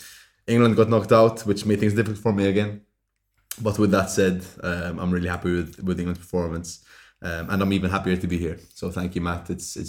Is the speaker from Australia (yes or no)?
no; Malta; growing up in Malta